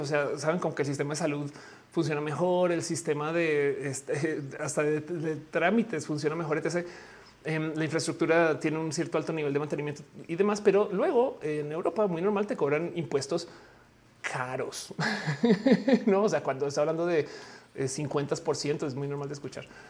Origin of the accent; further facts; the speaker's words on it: Mexico; como mexicana